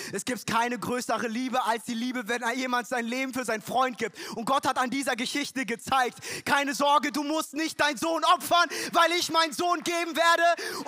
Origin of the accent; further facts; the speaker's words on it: Frankfurt, Hesse, Germany; ich bin in Frankfurt groß geworden